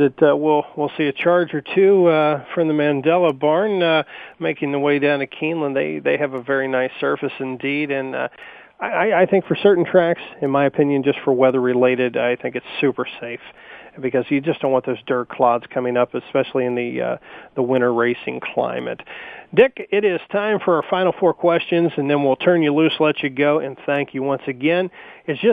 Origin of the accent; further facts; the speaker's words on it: Kentucky, United States; I'm from Kentucky